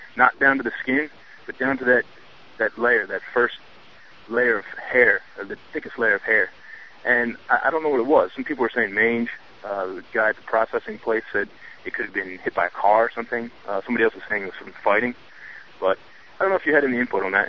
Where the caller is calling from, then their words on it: Chester County, Pennsylvania, United States; I'm calling from Pennsylvania, Chester County